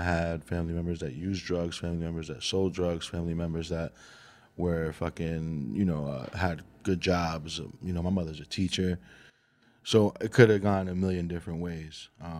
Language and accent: English; New Jersey, United States; also born or lived in Colombia; Yeah, I was born in Jersey.